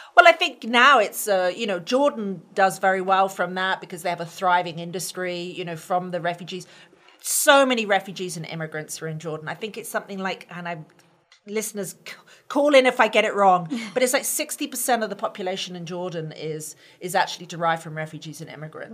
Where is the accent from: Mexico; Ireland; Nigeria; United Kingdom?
United Kingdom; now in United States; being a Brit and an American, I became an American in 2015